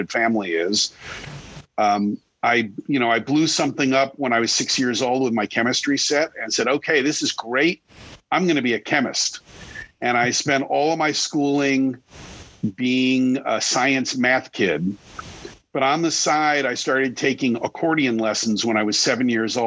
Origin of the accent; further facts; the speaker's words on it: Long Island, New York, United States; I grew up on Long Island outside of New York